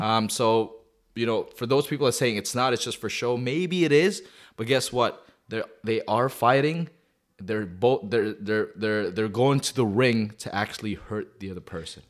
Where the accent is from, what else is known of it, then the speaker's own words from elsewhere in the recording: Calgary, Alberta, Canada; I'm from Calgary